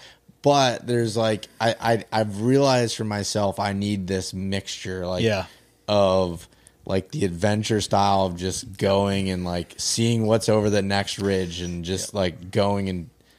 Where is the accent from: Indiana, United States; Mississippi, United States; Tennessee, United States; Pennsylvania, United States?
Pennsylvania, United States; that's my home state